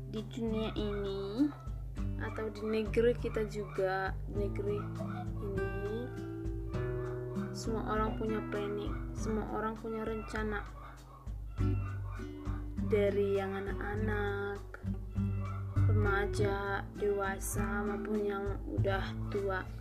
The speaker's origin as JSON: {"language": "Indonesian", "region": "North Sumatra", "country": "Indonesia", "said": "Aku berasal dari Sumatera Utara, SMA Negeri 1 Parlimita."}